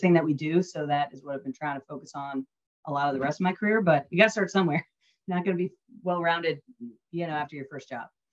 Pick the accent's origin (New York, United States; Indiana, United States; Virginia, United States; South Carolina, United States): Virginia, United States; Northern; moved away; also born or lived in Dallas, Texas / Oklahoma (family); I grew up in Northern Virginia in the DC suburbs